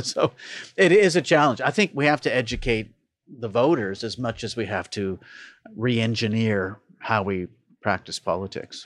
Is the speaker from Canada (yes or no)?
yes; Toronto, Ontario, Canada; Born and raised in Toronto